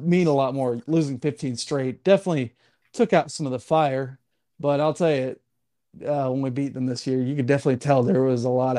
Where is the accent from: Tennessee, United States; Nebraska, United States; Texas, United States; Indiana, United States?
Tennessee, United States; Chattanooga; For me, I grew up on the Chattanooga.